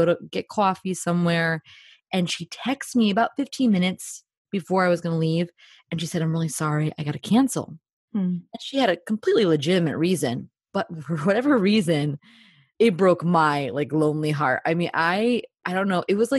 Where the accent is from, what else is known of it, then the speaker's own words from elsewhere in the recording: New Jersey, United States; moved away as an adult; also born or lived in Northern Ireland; Well, I am a Jersey girl.